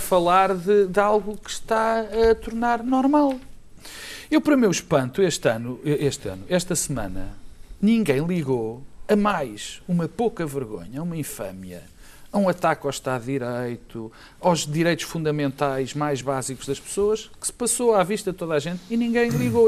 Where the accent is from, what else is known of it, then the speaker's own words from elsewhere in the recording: Portugal; como português